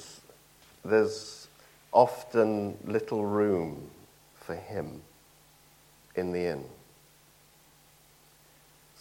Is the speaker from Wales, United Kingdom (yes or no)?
no; Nottingham, East Midlands, United Kingdom; moved away; I'm from Nottingham